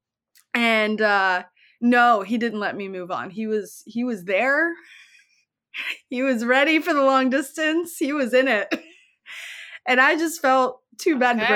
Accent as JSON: {"language": "English", "region": "Alabama", "country": "United States", "tie": "born or raised there", "said": "growing up in Alabama"}